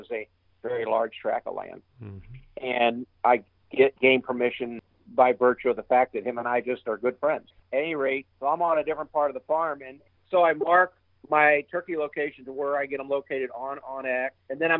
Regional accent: Missouri, United States; moved away as an adult; now in Iowa, United States; I grew up in Missouri. I was a Missouri resident for practically all my life. I became an Iowa resident in 2012

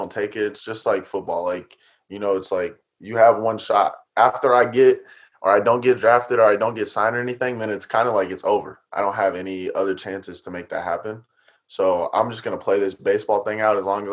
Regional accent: Atlanta, Georgia, United States; we grew up in Atlanta

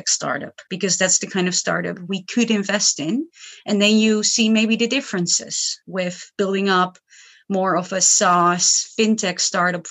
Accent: Netherlands; I come from the Netherlands.

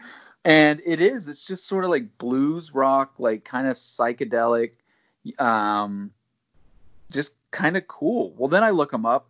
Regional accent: Alabama, United States; I'm from Alabama

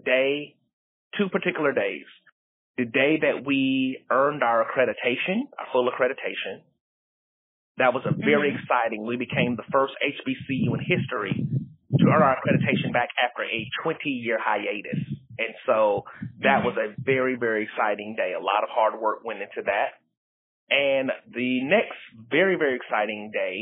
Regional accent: Columbia, South Carolina, United States; now in Atlanta, United States; I am originally from Columbia, South Carolina

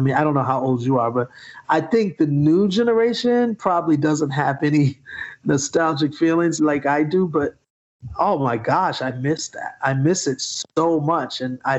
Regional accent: Atlanta, Georgia, United States; We're from Atlanta.

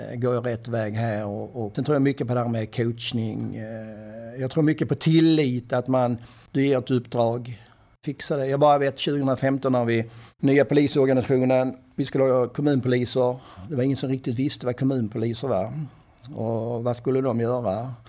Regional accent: Kärraberga, Skåne, Sweden; moved away as an adult; also born or lived in Skövde / Stockholm; Min första adress var Kärraberga. Det är ingen som vet var det ligger, men det är en eh, liten, liten by mellan Åstorp och Kvidinge här i nordvästra Skåne.

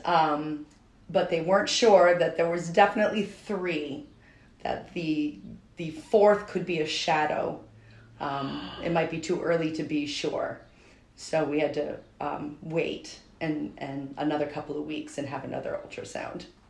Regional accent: Albany, New York, United States; I grew up in Albany, New York.

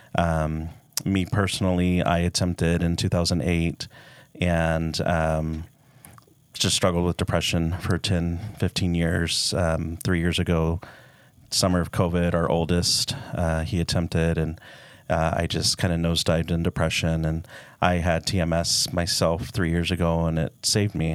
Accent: Dallas, Texas, United States; now in Utah, United States; I'm from Dallas

